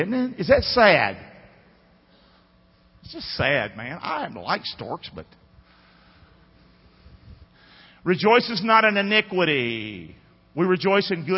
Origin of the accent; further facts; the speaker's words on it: United States; I am an American